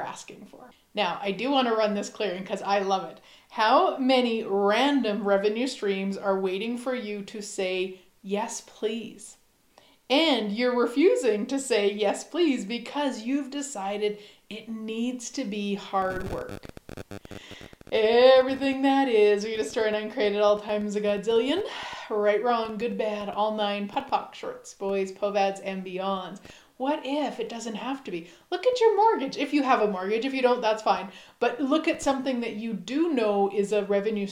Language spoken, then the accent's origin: English; Saskatchewan, Canada; we are both from Saskatchewan, Canada.